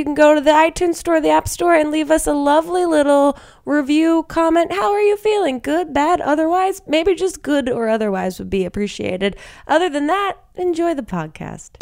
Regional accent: New Jersey, United States; I'm from Jersey. Yeah, we had AC Moore for sure

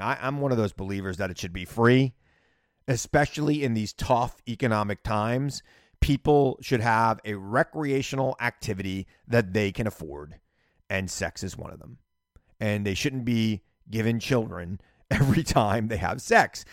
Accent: New York City, New York, United States; I'm a New Yorker.

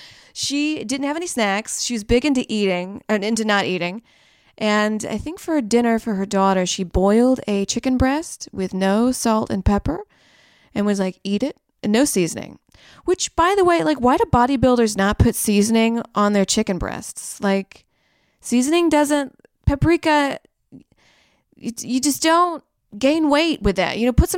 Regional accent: Saudi Arabia; born there; I was born in Saudi Arabia, so I was around camels, you know.

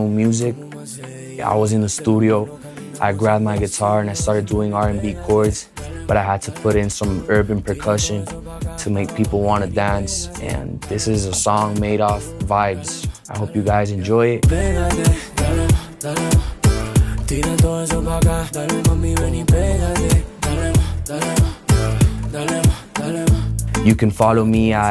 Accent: Miami, Florida, United States; also born or lived in Medellín, Colombia; I'm from Medellin, Colombia, raised in Miami.

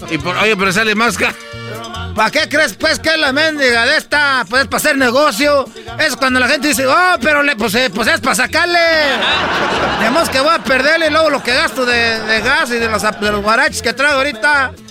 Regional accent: Michoacán, Mexico; Yo soy pues de Michoacán, son 100 mentirosos, pero les voy a decir

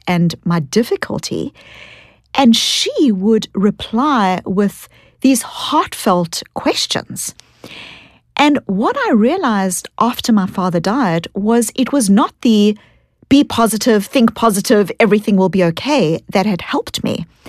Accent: South Africa; accent: kind of Australian, New Zealand combined accent; now in United States; I grew up in South Africa and I was born into a South Africa that was an apartheid South Africa.

